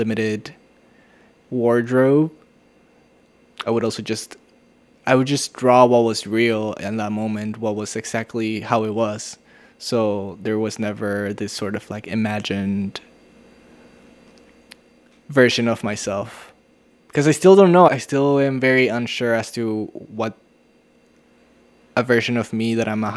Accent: Tijuana, Baja California, Mexico; also born or lived in San Diego; Tijuana being my hometown

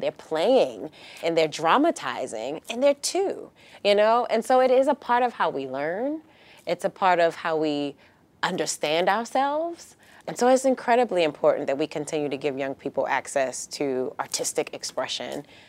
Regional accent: Baltimore, Maryland, United States; moved away as an adult; now in San Diego, United States; I'm from Baltimore, Maryland, originally, and that is, that was home for me

